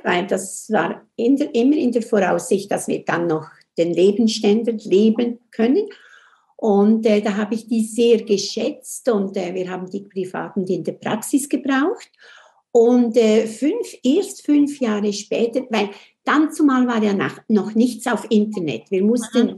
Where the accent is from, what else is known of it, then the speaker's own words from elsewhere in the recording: Switzerland; accent: Swiss; Und ich komme aus der Schweiz, das hört man ja auch